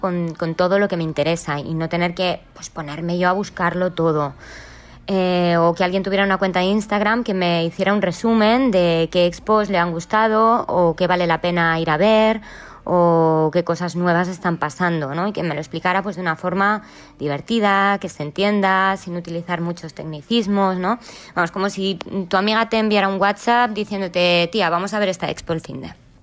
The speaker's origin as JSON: {"language": "Spanish", "town": "Lloret de Mar", "region": "Catalonia", "country": "Spain", "said": "yo soy de Lloret de Mar"}